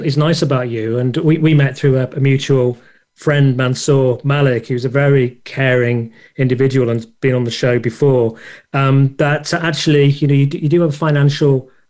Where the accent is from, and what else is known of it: Scunthorpe, Yorkshire and the Humber, United Kingdom; born or raised there